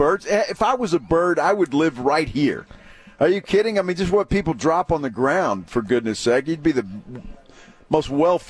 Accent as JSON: {"language": "English", "town": "San Antonio", "region": "Texas", "country": "United States", "said": "I know we're from San Antonio, we live here"}